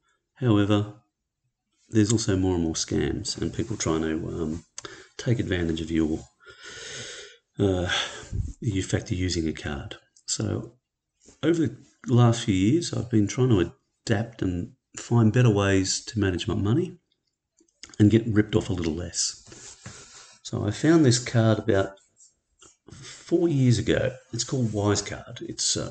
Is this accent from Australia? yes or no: yes; Australia; I'm an Australian